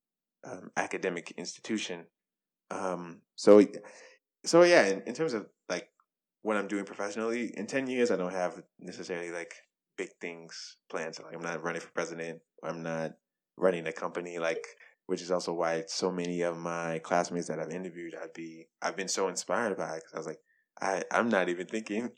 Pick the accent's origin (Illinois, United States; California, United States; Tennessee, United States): Tennessee, United States; Bolivar; moved away as an adult; only medical doctor that comes from Bolivar, Tennessee